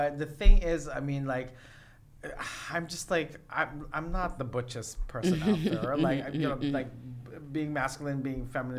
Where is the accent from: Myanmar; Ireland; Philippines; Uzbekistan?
Philippines; now in United States; Only being Filipino